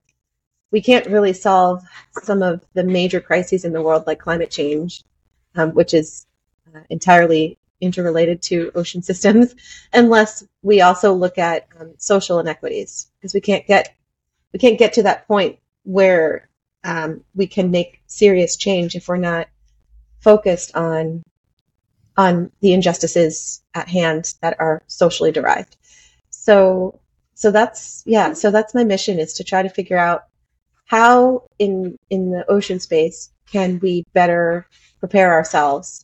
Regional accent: United States; moved away as an adult; now in Panama; I'm from the United States

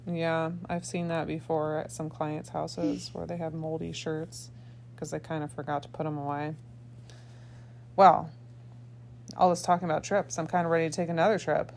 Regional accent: Indiana, United States; now in Michigan, United States; I grew up in Indiana

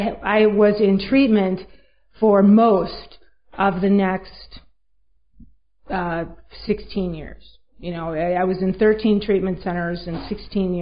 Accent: Minneapolis, Minnesota, United States; I'm from Minneapolis, Minnesota

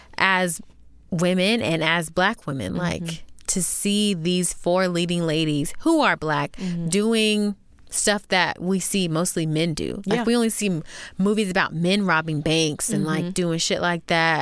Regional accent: Florida, United States; I'm from Florida, too

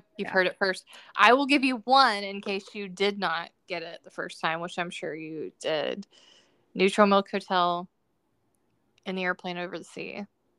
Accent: Georgia, United States; I'm from Georgia, and I picked peaches.

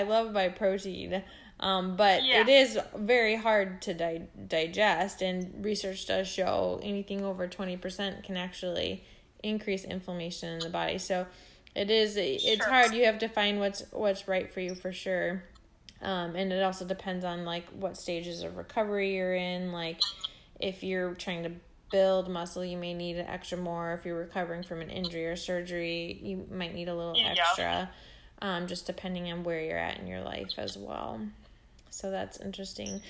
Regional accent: Minnesota, United States; now in California, United States; I'm from Minnesota. I'm currently in California right now, but I'm from Minnesota

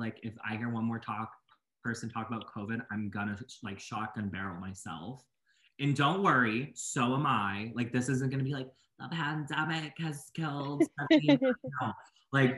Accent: Boston, Massachusetts, United States; moved away as an adult; now in Maine, United States; I usually live in Maine like year round, even though I'm from Boston

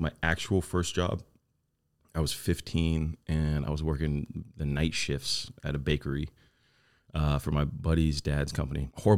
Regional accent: California, United States; I'm from the same place you're from, Orange County.

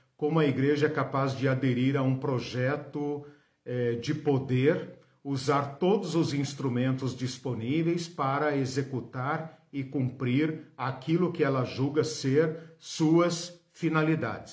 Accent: Brazil; nós que somos brasileiros, ocidentais, latino-americanos

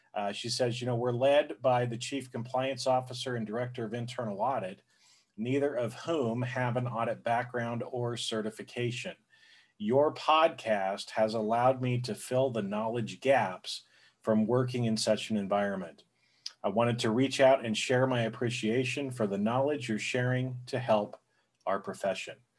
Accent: Boise, Idaho, United States; I grew up, I was born in Boise, Idaho which is, you know, it's a smaller area.

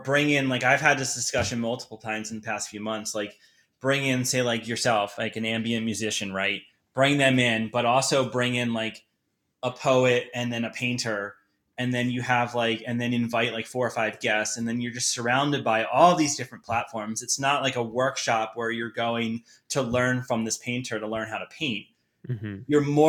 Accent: Boulder, Colorado, United States; a lot of people don't know that I'm from Boulder because of how dark the photography is

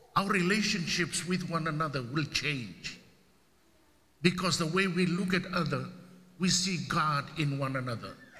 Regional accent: Fiji; now in United States; it's the only game that we play

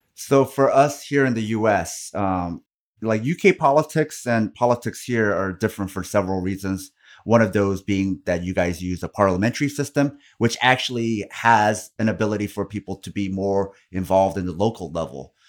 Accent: South Korea; now in United States; I come from Korea

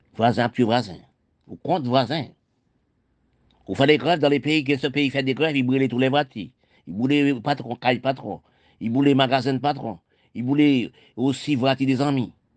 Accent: Haiti; now in France; mon pays d'Haïti. C'est là que je suis né, je suis né en Haïti

